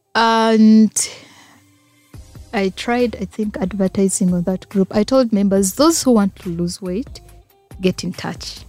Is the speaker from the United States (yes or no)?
no; Masindi, Western Region, Uganda; also born or lived in Fort Portal; I'm a Ugandan. Mm-hmm. I'm a Mtora by tribe